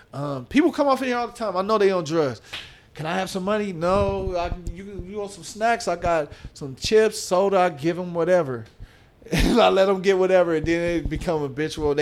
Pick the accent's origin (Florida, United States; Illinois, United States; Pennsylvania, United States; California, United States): California, United States; Oakland; my past growing up in Oakland